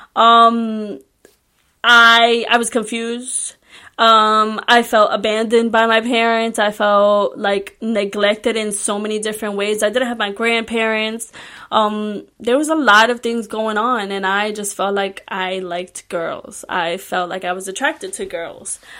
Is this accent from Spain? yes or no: no; Puerto Rico; English is a second language; I was born and raised in Puerto Rico